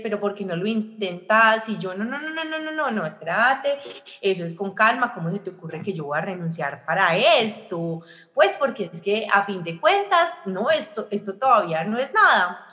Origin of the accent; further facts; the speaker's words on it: Armenia, Quindío, Colombia; moved away as an adult; now in Medellín, Colombia; yo soy de Armenia, pero yo vivo en Medellín